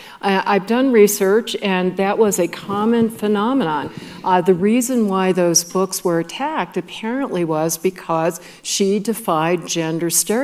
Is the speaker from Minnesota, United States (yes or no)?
yes; Hopkins, Minnesota, United States; I grew up in Hopkins, Minnesota, a suburb of Minneapolis.